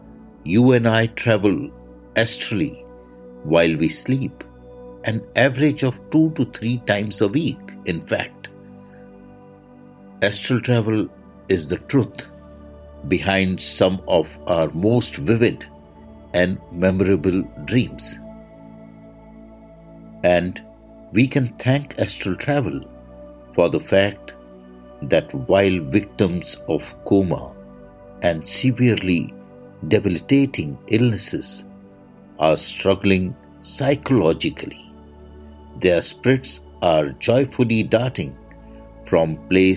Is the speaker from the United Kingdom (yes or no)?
no; India; I am the Indian monk